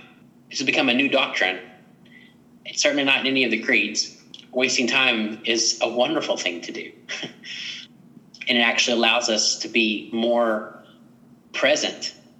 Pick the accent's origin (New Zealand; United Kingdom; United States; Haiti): United States; Waco, Texas; I could add that I'm a Texan, which means I'm probably a little bit obnoxious.